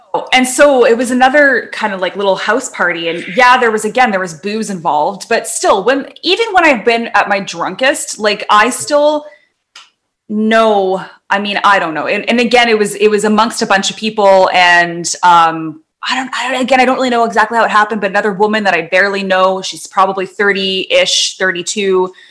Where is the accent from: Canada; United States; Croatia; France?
Canada; North Vancouver, British Columbia; where I grew up in Lynn Valley in North